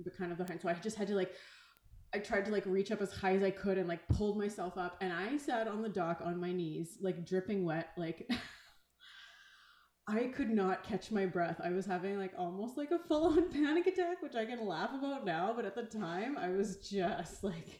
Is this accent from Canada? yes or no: yes; Grand Beach, Manitoba, Canada; I grew up on the Grand Beach, which is like white sand